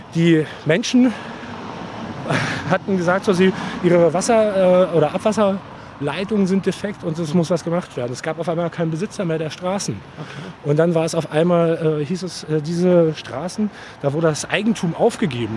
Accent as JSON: {"language": "German", "region": "Berlin", "country": "Germany", "tie": "born or raised there", "said": "Ich bin äh, kompletter Spandauer"}